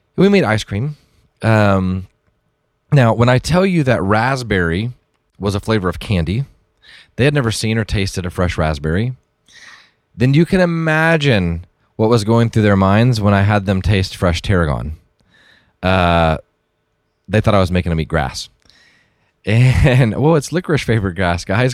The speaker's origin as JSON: {"language": "English", "town": "Dallas", "region": "Texas", "country": "United States", "tie": "born or raised there", "said": "I grew up, um, I grew up in around Dallas"}